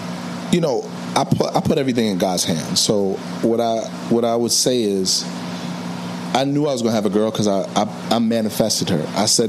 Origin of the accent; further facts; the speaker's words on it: New York City, New York, United States; I'm Jamaican, but I was born in right down the block, Harlem Hospital.